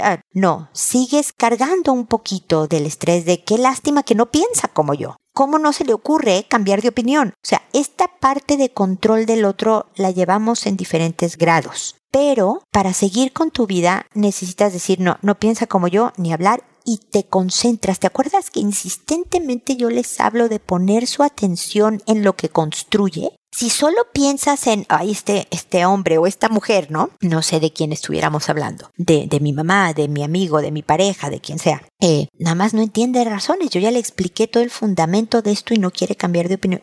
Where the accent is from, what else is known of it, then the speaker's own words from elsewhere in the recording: Mexico; now in Chile; buena parte de quien soy es ser mexicana